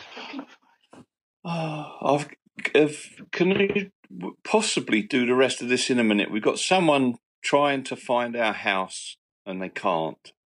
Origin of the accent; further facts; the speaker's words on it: London, United Kingdom; moved away as an adult; now in Scotland, United Kingdom; to my knowledge, I'm from England